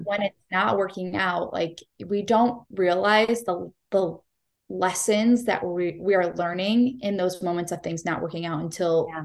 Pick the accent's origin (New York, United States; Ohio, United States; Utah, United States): Ohio, United States; Cleveland; I am born and raised in Cleveland, Ohio